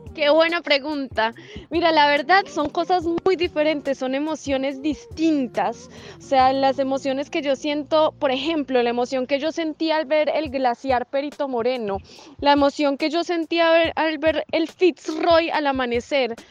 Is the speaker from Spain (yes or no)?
no; Colombia; moved away as an adult; soy una viajera colombiana